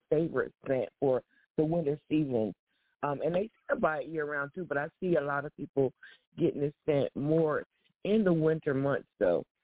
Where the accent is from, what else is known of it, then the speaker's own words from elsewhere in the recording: New Jersey, United States; you know, I'm from New Jersey.